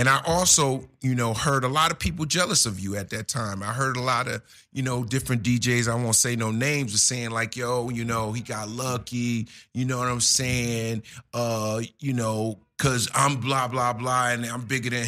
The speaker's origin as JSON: {"language": "English", "town": "Newark", "region": "New Jersey", "country": "United States", "tie": "born or raised there", "said": "I'm from Jersey, for all the people who don't know, shout out to the Brick City"}